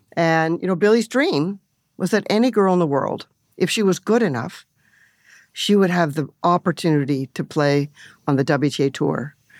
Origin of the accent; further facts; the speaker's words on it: Canada; moved away; growing up in Canada, you know, bilingual country and working in Toronto and Montreal